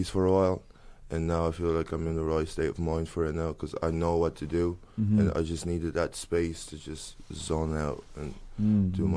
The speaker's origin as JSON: {"language": "English", "town": "Dublin", "region": "Leinster", "country": "Ireland", "tie": "born or raised there", "also_born_or_lived": "Congo", "accent": "mixture, African", "said": "I came to Ireland when I was like six or seven, very young. I'm 22 now"}